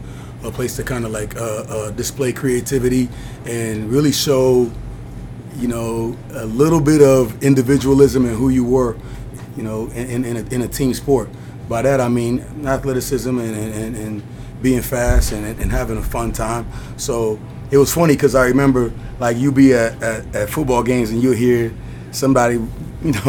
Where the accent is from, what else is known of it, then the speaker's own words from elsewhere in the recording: Kinshasa, DR Congo; moved away; that's where I'm originally from. I was born in Kinshasa, Zaire